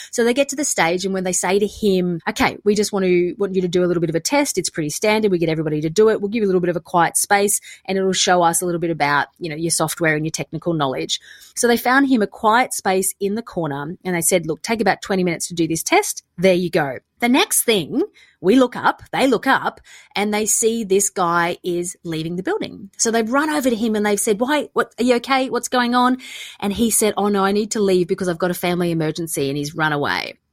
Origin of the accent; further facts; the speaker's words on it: Australia; moved away; also born or lived in London; I'm Australian